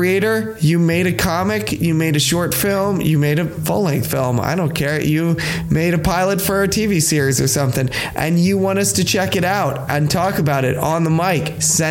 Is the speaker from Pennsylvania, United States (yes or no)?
yes; Pennsylvania, United States; I'm from Pennsylvania